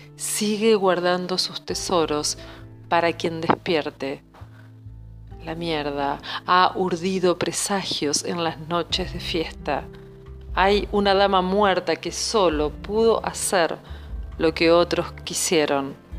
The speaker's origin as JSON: {"language": "Spanish", "town": "Arroyo Seco", "region": "Santa Fe", "country": "Argentina", "moved": "as an adult", "lives_now": "Buenos Aires, Argentina", "said": "yo soy de Arroyo Seco, provincia de Santa Fe, pero hace casi 20 años que vivo en Buenos Aires."}